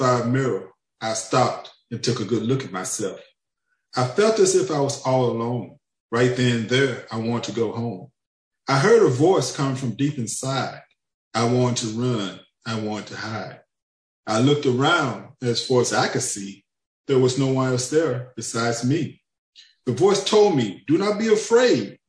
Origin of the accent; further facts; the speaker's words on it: Pine Bluff, Arkansas, United States; now in Fort Smith, United States; I'm originally from Pine Bluff, Arkansas, but now I live in Fort Smith, Arkansas.